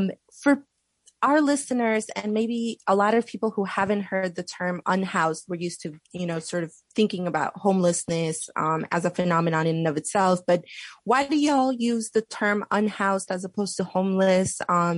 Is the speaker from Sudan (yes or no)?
no; New York City, New York, United States; growing up in East Elmhurst